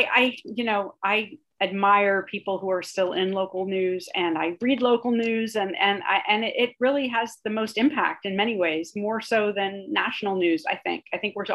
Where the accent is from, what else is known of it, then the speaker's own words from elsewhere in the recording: California, United States; I grew up in California